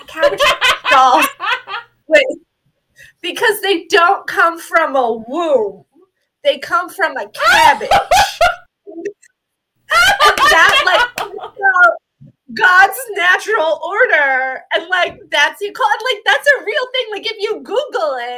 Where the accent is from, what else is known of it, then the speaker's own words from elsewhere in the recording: Texas, United States; now in Iowa, United States; I grew up in Texas